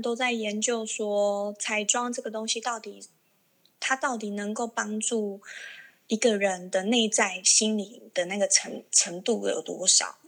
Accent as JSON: {"language": "Chinese", "town": "Kaohsiung", "country": "Taiwan", "tie": "born or raised there", "said": "因为我是高雄人嘛"}